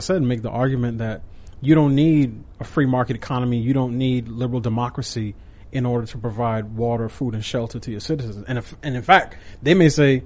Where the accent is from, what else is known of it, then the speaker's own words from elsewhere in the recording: New York, United States; I grew up in New York